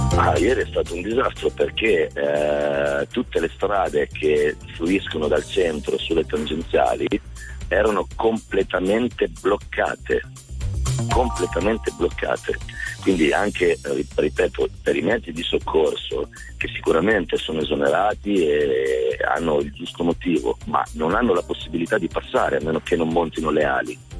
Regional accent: Ravenna, Emilia-Romagna, Italy; io non sono di Bologna, sono di Ravenna, ma Bologna la frequento e la passo tutti i giorni

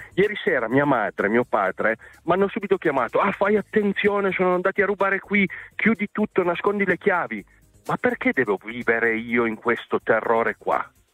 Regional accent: San Martino Canavese, Piedmont, Italy; al mio paese, San Martino Canavese

